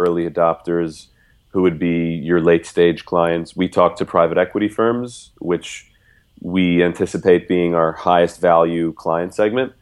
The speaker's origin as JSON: {"language": "English", "country": "United States", "also_born_or_lived": "Nigeria", "moved": "yes", "said": "I'm American"}